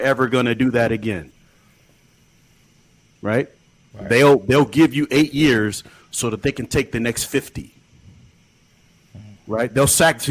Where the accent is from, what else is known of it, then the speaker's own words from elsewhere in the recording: Illinois, United States; moved away; back in Illinois, my hometown where I grew up